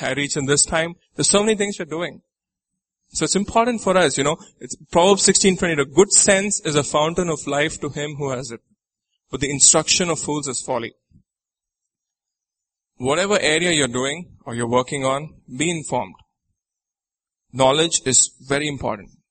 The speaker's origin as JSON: {"language": "English", "country": "Nigeria", "said": "I'm from Nigeria"}